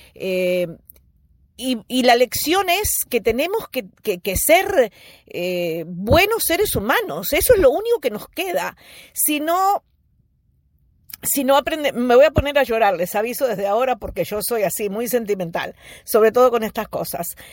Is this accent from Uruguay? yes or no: yes; Uruguay; moved away; also born or lived in United States; estoy en Uruguay, porque este es el país donde nací